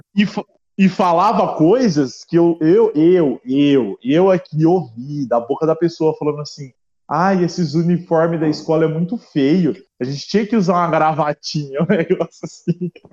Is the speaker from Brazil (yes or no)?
yes; Brazil; eu nasci no Brasil